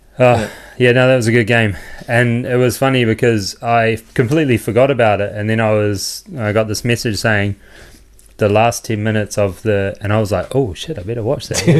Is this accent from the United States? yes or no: no; New Zealand; in New Zealand, we probably do know them.